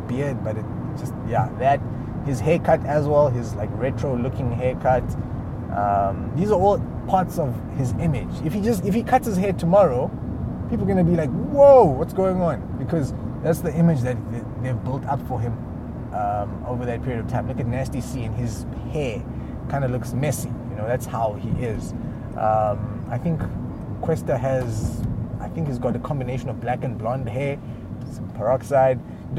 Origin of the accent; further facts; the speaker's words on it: South Africa; also born or lived in Lesotho; although I am South African, I wasn't born here, but I'm not from where I was born either. I was born in Lesotho, but my parents are Ugandan.